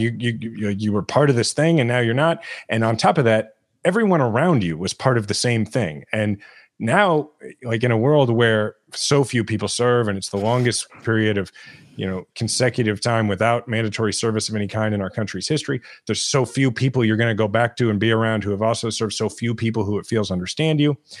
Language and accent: English; Kansas City, Missouri, United States; my hometown in Kansas City